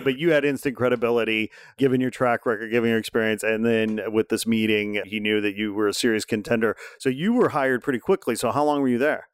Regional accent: Indiana, United States; I'm from Indiana

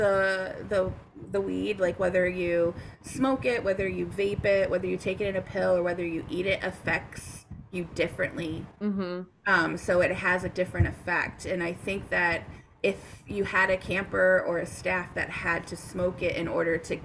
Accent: Connecticut, United States; moved away; I'm from Connecticut originally

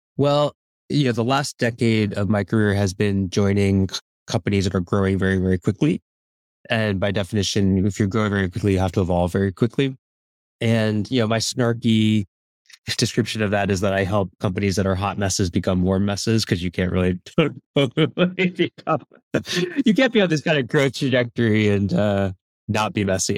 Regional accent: New Jersey, United States; moved away; I grew up on the East Coast, uh, in New Jersey

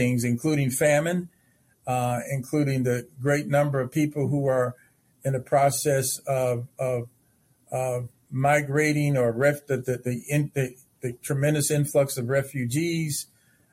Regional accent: Chicago, Illinois, United States; now in Indiana, United States; my own pastor when growing up in Chicago

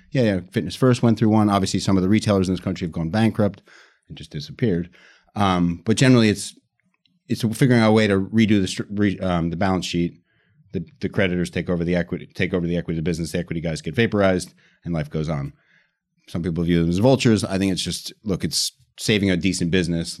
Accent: United States; moved away as an adult; now in United Kingdom; I'm American, but I've been in the U K

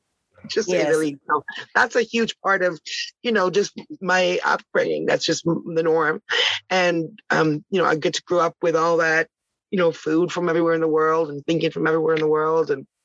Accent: Toronto, Ontario, Canada; also born or lived in Ottawa; I was born in Ottawa, the nation's capital, where I lived till 10. And then I moved to Toronto, which is, you know, the real mover and shaker city. It's the biggest city in Canada

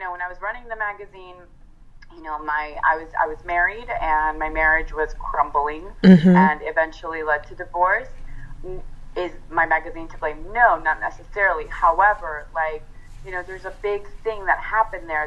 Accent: California, United States; now in New York, United States; I'm actually Italian, and at heart, I'm a Californian. I live in New York, but I'm a Californian

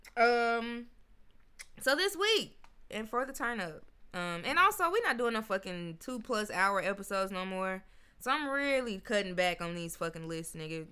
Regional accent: Memphis, Tennessee, United States; now in Nashville, United States; I'm from Memphis.

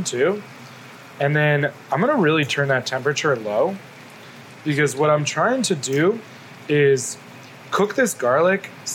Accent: the South, United States; I grew up in the South

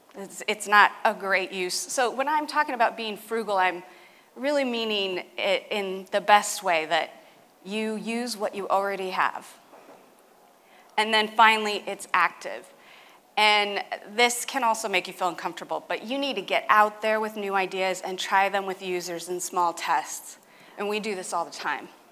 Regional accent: California, United States; my home state, California.

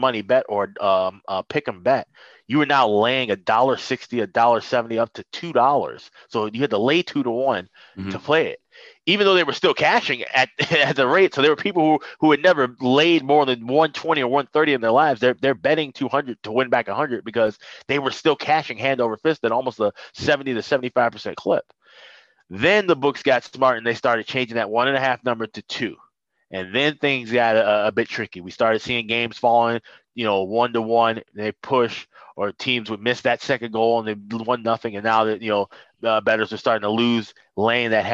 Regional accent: Chicago, Illinois, United States; moved away as an adult; also born or lived in St. Paul, Minnesota; I'm born and raised in Chicago

